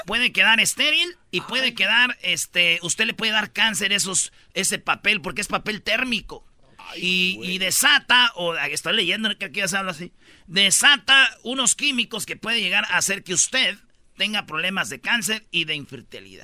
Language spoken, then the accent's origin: Spanish; Jiquilpan, Michoacán, Mexico; moved away; also born or lived in La Jara; yo nací en Jiquilpa, viví mucho tiempo en Jiquilpa, pero también viví en La Jara y orgullosamente de mi ranchito.